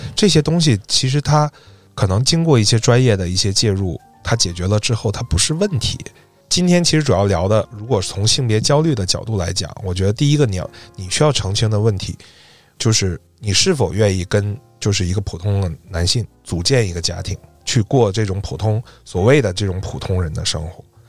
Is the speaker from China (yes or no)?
yes; Northeast China, China; accent: Northeastern Mandarin; 用我们东北话说是闹淫呐